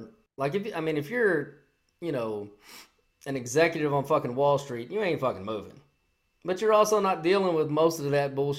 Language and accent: English; New York City, New York, United States; This is our city. This is how it is. This is how it, we're from the city. That's how it is. Born and raised in New York.